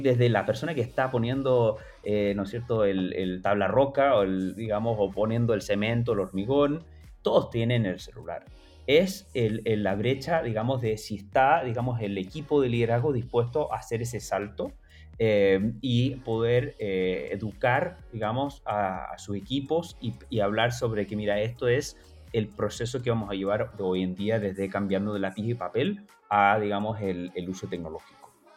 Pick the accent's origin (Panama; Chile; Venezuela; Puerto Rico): Chile; yo me crié en Chile